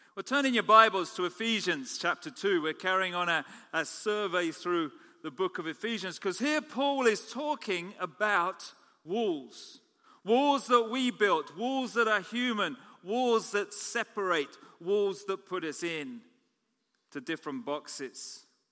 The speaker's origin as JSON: {"language": "English", "country": "United Kingdom", "also_born_or_lived": "Canada", "said": "I'm a Canadian citizen as well as British"}